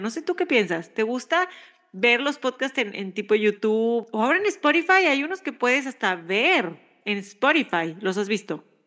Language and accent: Spanish; Mexico; now in United States